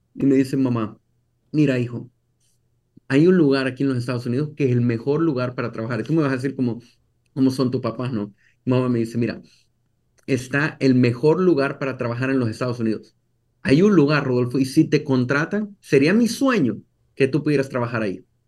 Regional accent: El Salvador; moved away as an adult; now in United States; yo soy de El Salvador y crecí en El Salvador. Yo crecí toda mi vida en El Salvador hasta los 22, 23 años.

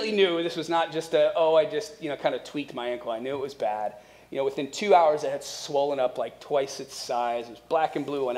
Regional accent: Akron, Ohio, United States; moved away; visiting family in Akron, Ohio, where we're originally from

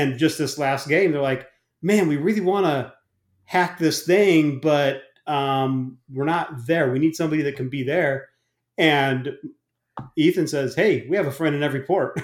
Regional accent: Arizona, United States; moved away; also born or lived in New Jersey; I grew up in Arizona

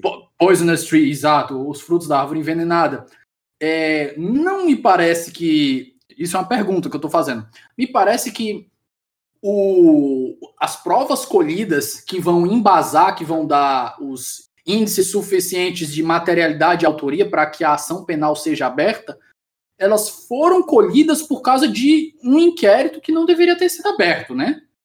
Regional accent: Ceará, Brazil; eu sou do Ceará e no interior do Ceará aqui

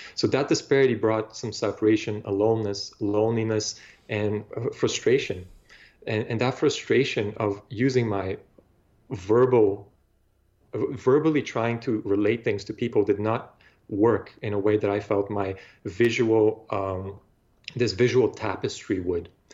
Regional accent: Bulgaria; now in Toronto, Canada; I grew up in Bulgaria

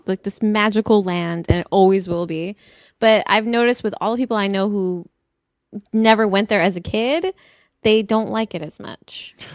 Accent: Los Angeles, California, United States; also born or lived in Boston; I grew up here.

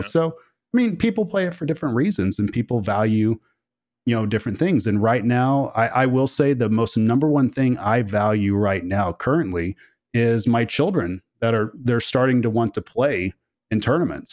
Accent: Oklahoma, United States; I come from Oklahoma

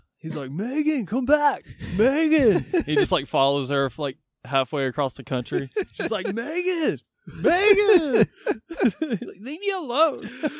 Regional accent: the South, United States; I grew up in the South, yes.

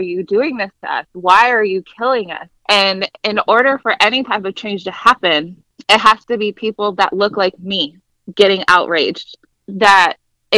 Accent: Ohio, United States; also born or lived in Fort Wayne, Indiana / Florida / Washington, DC area; I was born and raised in Ohio, went to high school, you know, here

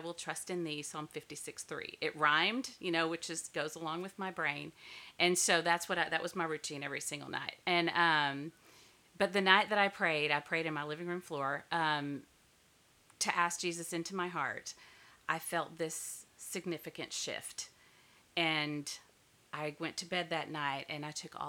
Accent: Duncanville, Texas, United States; born and raised in Duncanville, Texas

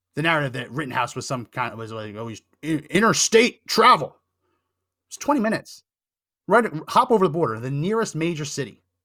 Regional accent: New Jersey, United States; a resident of New Jersey

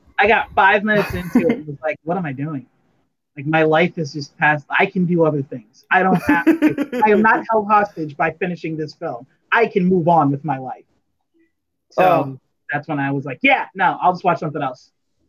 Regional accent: United States; because I'm still American

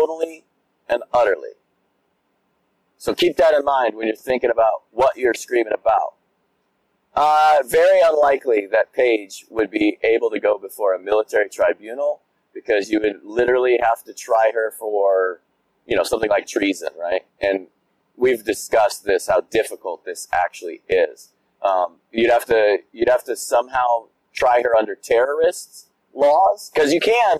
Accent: United States; as an American

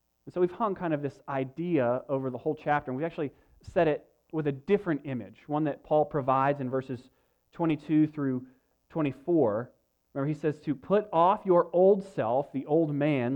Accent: United States; as Americans

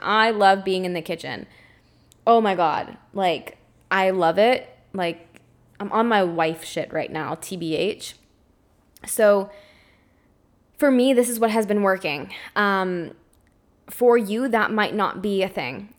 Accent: Canada; grew up, and I'm in a family that is normal eaters. They eat gluten, they eat dairy, they, they, they eat the standard American diet, despite being Canadian

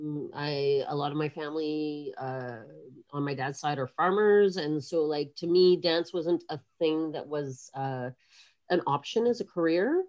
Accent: Kingston, Ontario, Canada; moved away as an adult; also born or lived in Montreal; we moved down south when I was like six or seven years old, and I grew up mostly in Kingston, Ontario

